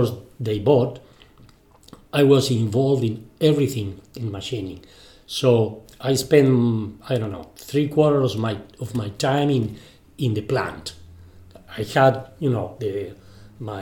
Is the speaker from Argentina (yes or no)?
yes; Argentina; first language Spanish; English is a second language; I was born in Argentina. So sorry for my English.